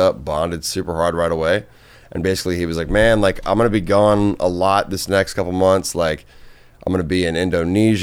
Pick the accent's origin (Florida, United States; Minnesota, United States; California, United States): Minnesota, United States; moved away; I'm from Minnesota. I sold weed in high school